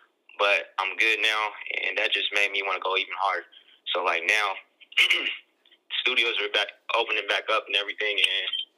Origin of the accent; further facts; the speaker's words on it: Portland, Oregon, United States; I'm from Portland, Oregon